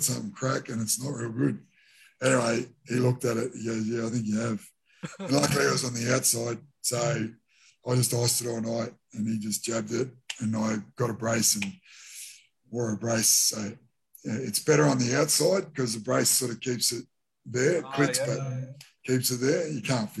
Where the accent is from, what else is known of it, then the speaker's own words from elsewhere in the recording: Toowoomba, Queensland, Australia; moved away as an adult; also born or lived in Derby, Western Australia / Brisbane / Sydney / Auckland, New Zealand; I'm obviously a Queenslander and I moved to Sydney